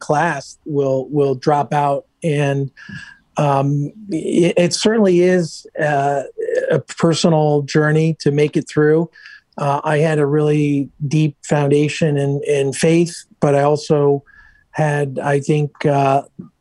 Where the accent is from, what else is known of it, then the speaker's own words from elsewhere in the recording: Northwest hills of Connecticut, United States; moved away; I grew up in the Northwest hills of Connecticut